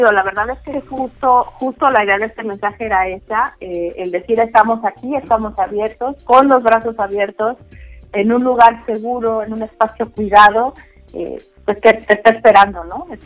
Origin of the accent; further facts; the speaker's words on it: Mexico; somos mexicanos muy responsables.